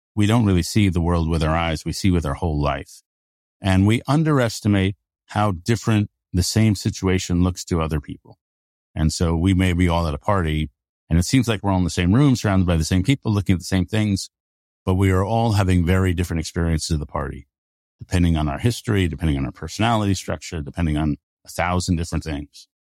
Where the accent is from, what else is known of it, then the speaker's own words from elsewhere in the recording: United States; basically fourth generation American